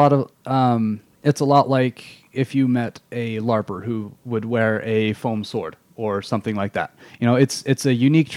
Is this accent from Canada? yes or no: no; England, United Kingdom; now in Utah, United States; I grew up in England, and the religious culture there is is very different from how it is in Utah